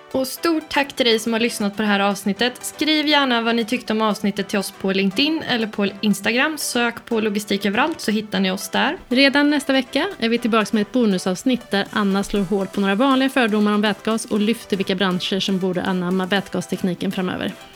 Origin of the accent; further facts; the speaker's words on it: Sweden; som svensk